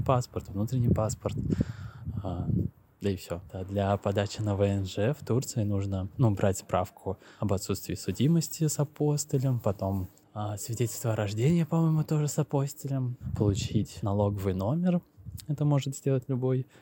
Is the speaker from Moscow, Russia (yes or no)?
yes; Moscow, Russia; moved away as an adult; now in Istanbul, Turkey; я из Москвы